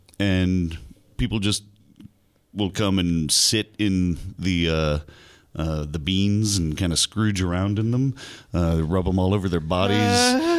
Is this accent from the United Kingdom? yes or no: no; Florida, United States